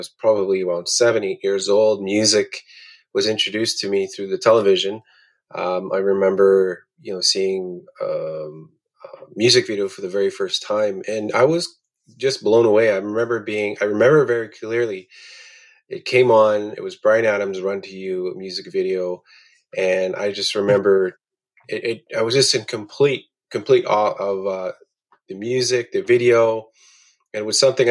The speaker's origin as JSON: {"language": "English", "town": "Attawapiskat", "region": "Ontario", "country": "Canada", "tie": "born or raised there", "said": "I'm from Attawapiskat, Ontario, located on the west coast of James Bay in Canada's far north"}